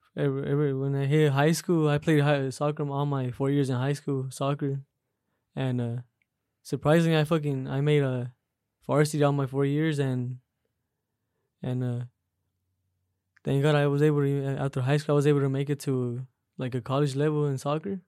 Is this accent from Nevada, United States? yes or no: yes; Las Vegas, Nevada, United States; I grew up right here in uh Las Vegas, Las Vegas, Nevada.